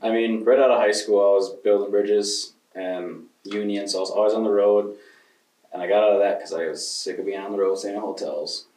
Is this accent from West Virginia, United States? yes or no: no; Grand Rapids, Michigan, United States; moved away as an adult; also born or lived in Neillsville, Wisconsin; now in Osceola, United States; I'm originally from Grand Rapids, Michigan